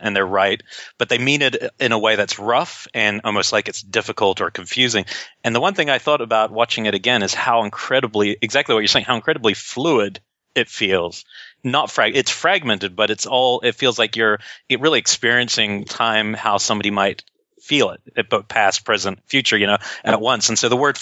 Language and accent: English; New Zealand; I grew up in New Zealand.